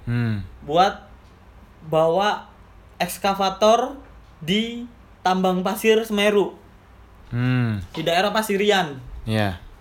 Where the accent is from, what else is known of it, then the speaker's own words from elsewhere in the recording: Malang, East Java, Indonesia; jadi skip aja kehidupan gue di Malang karena itu kampung gue karena gue nggak ngerantau di Malang